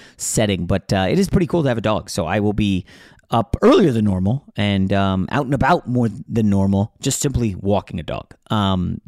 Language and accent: English; New York, United States; now in Los Angeles, United States; I was born in New York